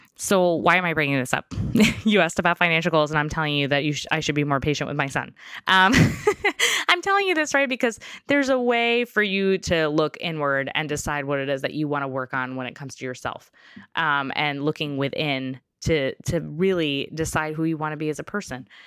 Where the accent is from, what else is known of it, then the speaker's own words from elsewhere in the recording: New York, United States; I grew up in New York